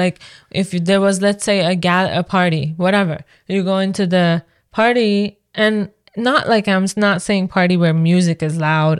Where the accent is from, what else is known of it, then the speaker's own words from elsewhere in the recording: Iran; now in Canada; It wasn't what I was used to from Iran